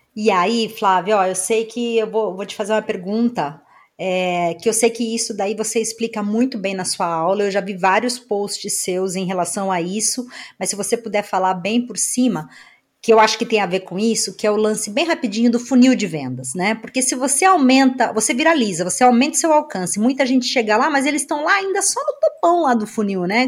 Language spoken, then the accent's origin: Portuguese; Brazil; moved away; lá na minha cidade no Brasil